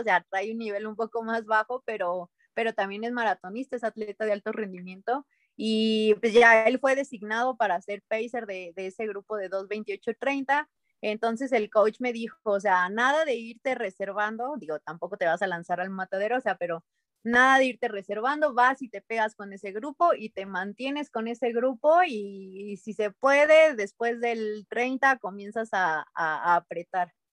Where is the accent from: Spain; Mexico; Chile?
Mexico; como delegación mexicana